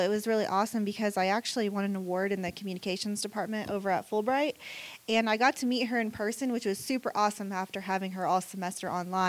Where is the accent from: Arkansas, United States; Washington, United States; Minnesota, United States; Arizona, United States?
Arkansas, United States; Siloam Springs; So I actually grew up in Siloam Springs, Arkansas.